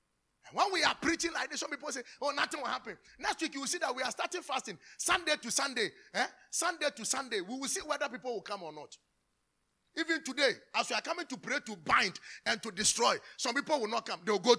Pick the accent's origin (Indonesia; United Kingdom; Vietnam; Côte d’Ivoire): Côte d’Ivoire; I told you we are from Cote d'Ivoire. That's my auntie.